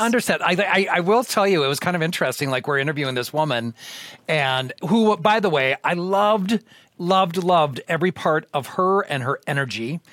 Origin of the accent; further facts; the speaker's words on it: Austin, Minnesota, United States; moved away; I'm originally from the Austin area.